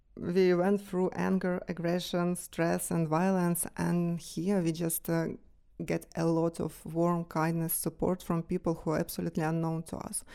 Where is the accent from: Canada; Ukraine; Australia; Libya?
Ukraine; Kyiv; moved away as an adult; now in Switzerland; I was born in Kyiv, Ukraine. I grew up there